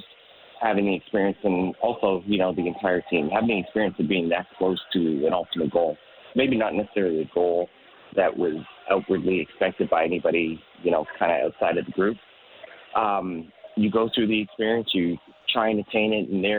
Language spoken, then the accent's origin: English; Toronto, Ontario, Canada; I'm from Toronto. I'm Canadian